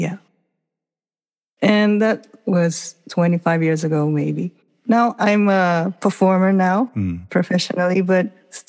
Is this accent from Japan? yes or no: yes; Nagoya, Aichi, Japan; also born or lived in Okinawa / Osaka; In Nagoya.